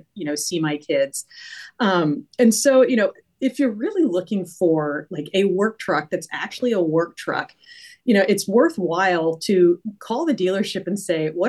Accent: Virginia, United States; moved away; also born or lived in New Hampshire; I am from Virginia, but, you know, lived in New Hampshire for a little bit

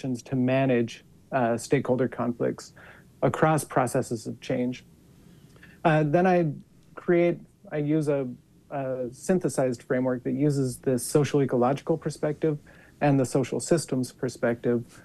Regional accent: Cornish, Utah, United States; So I am from Utah. I grew up in a small farming and ranching town called Cornish, which is about 30 minutes north of Logan

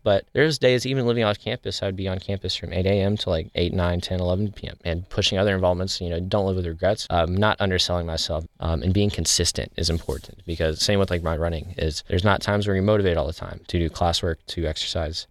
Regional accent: Cape Girardeau, Missouri, United States; I'm from Cape Girardeau.

